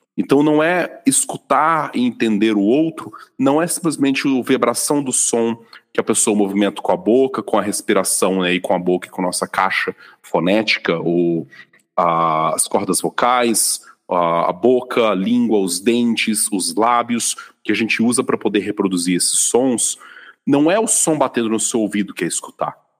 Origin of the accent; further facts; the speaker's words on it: Vitória, Espírito Santo, Brazil; now in São Paulo, Brazil; já morando aqui em São Paulo, eu fui no final de 2021 para minha cidade natal em Vitória